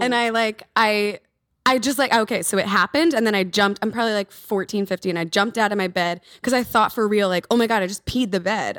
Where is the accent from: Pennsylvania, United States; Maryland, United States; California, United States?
Pennsylvania, United States; Philadelphia; moved away as an adult; now in Los Angeles, United States; I'm originally from Philadelphia, East Coast